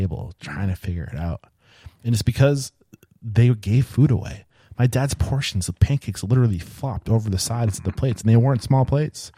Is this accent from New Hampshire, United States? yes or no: yes; New Hampshire, United States; I grew up in New Hampshire where there wasn't a lot of diversity